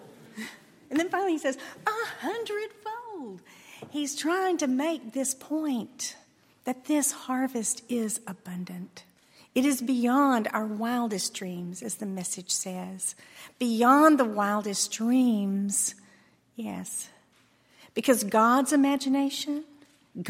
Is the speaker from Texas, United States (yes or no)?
yes; Texas, United States; I grew up in Texas on a ranch where it's hard to get things to grow in Texas soil.